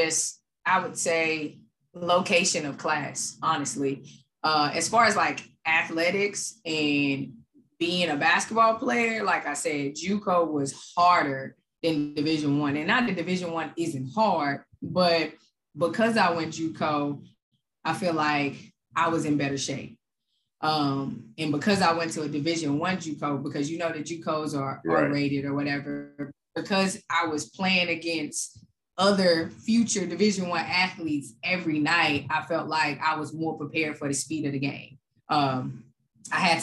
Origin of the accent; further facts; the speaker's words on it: Dallas, Texas, United States; born and raised in Dallas, Texas